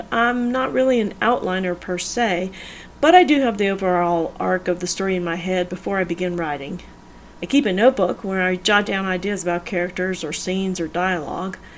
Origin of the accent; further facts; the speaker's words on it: the South, United States; I am from the South